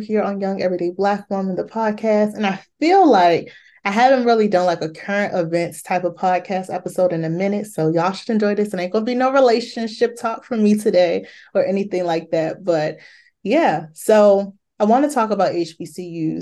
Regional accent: Maryland, United States; Morgan State University and Bowie State University, both my home schools from my hometown

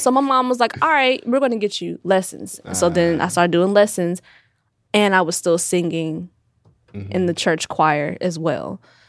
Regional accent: Dayton, Ohio, United States; also born or lived in Milwaukee, Wisconsin; I'm from Milwaukee, Wisconsin. I moved to mm. Dayton, Ohio in first grade, mm. but I claimed Dayton because I was raised there.

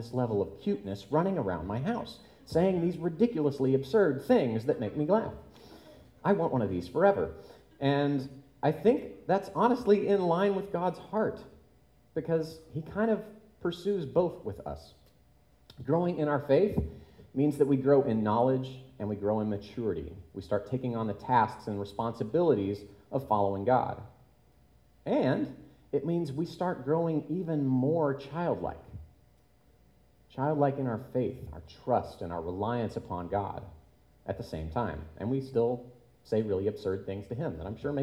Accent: Tulsa, Oklahoma, United States; now in Chicago, United States; the church that I grew up at in Tulsa, Oklahoma

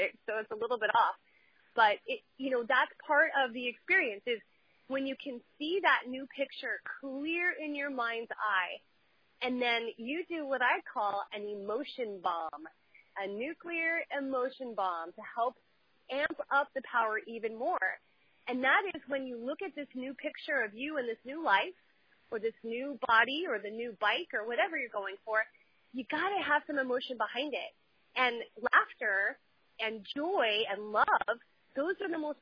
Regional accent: Huntington Beach, California, United States; I grew up in Huntington Beach, and everybody around here has beach cruisers

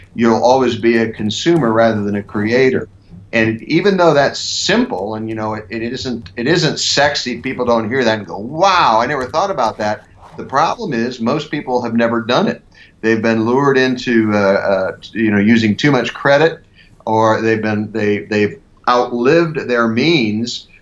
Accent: Ohio, United States; moved away as an adult; also born or lived in Milwaukee, Wisconsin / Philadelphia, Pennsylvania; now in Denver, United States; I grew up in the Midwest. I grew up on a farm, a cattle farm and crop farm in Ohio

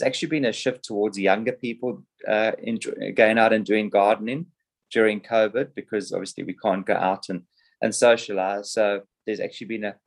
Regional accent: Johannesburg, Gauteng, South Africa; moved away as an adult; also born or lived in Cape Town, South Africa; now in Sydney, Australia; I grew up in Johannesburg, South Africa, and then I went to university in Cape Town

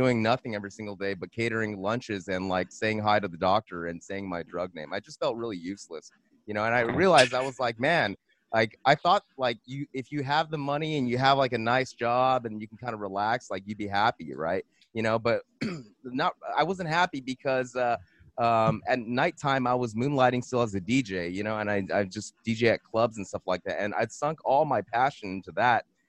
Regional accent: Monterey Park, California, United States; I'm from California. I'm from Los Angeles. I'm born, Monterey Park, San Gabriel Valley

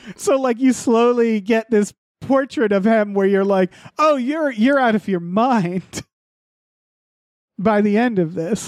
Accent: New England, United States; I'm from New England

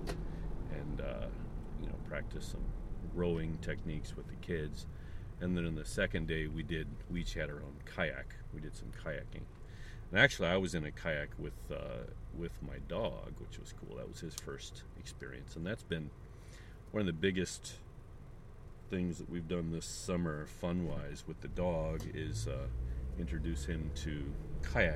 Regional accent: St. Charles, Missouri, United States; now in Japan; my hometown of St. Charles, Missouri

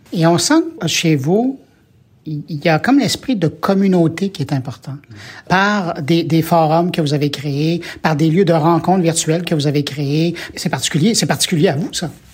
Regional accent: Quebec, Canada; chez nous au Québec

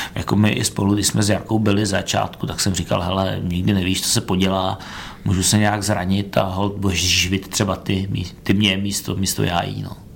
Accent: Ústí nad Labem, Ústí nad Labem Region, Czechia; also born or lived in Brno; když jsme přelezli z Brna do Ústí

